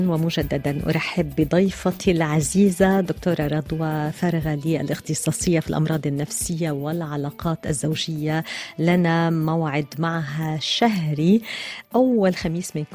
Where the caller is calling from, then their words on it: Iraq; ومن العراق السلام عليكم أنا متابعكم من العراق